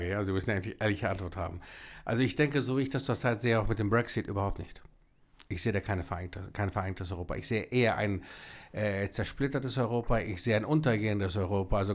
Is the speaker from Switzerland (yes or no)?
no; Greece; Ich komme aus Griechenland